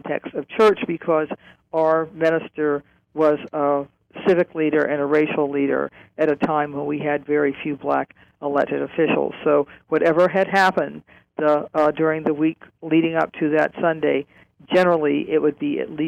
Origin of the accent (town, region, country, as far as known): Cleveland, Ohio, United States; born or raised there